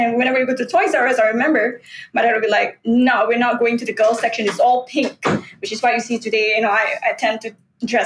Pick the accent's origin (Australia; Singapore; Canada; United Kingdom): Singapore; I grew up in an industrial town, Yishun Street 22, Avenue 6.